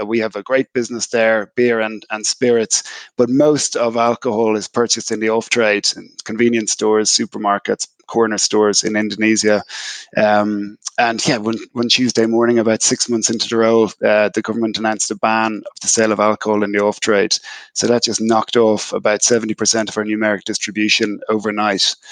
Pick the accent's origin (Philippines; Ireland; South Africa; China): Ireland; moved away as an adult; I spent the first part of my career building out my functional depth in Ireland and in Europe